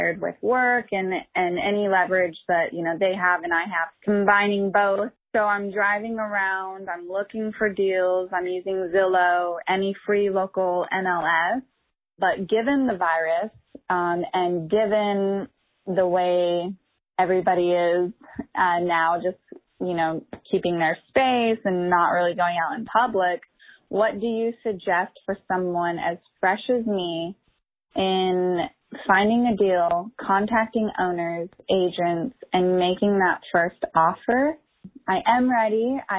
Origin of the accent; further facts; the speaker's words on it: Long Beach, California, United States; I'm from Long Beach, California.